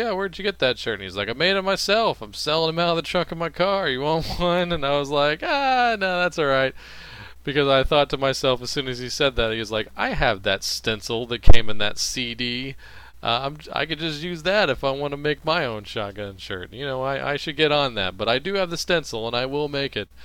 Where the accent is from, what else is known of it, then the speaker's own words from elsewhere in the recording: Louisiana, United States; now in Dallas, United States; I'm from Louisiana originally